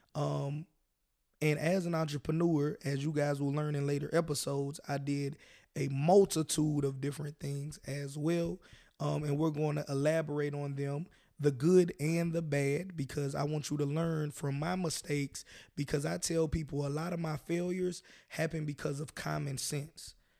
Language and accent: English; the South, United States; I personally am born and raised in the South